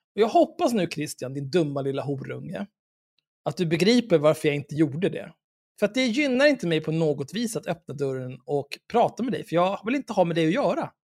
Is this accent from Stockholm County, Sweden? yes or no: yes; Stockholm, Stockholm County, Sweden; jag är född och uppvuxen i Stockholm